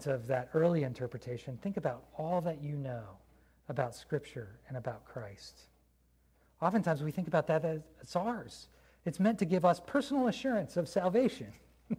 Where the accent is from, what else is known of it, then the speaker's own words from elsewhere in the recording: United States; I'm an American